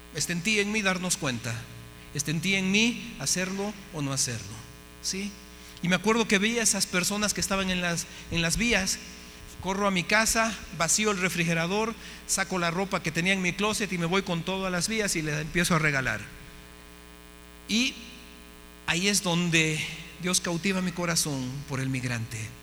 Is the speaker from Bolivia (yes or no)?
yes; Bolivia; moved away as an adult; also born or lived in United States / Mexico; Yo soy de Bolivia